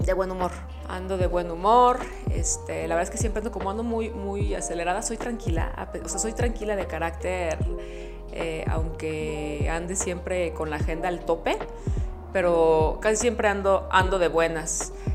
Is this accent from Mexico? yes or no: yes; Mexico; En México. Nunca cambiaría mi tierra.